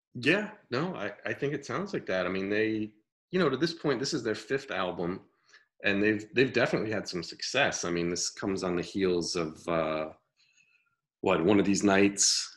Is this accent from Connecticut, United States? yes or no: yes; Connecticut, United States; growing up in Connecticut